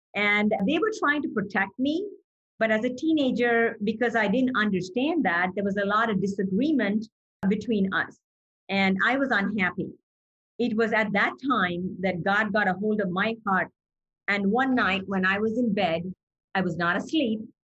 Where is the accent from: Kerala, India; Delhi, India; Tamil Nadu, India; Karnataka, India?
Tamil Nadu, India; Chennai; moved away; I was born in India in the city of Chennai, and the old name for Chennai was Madras.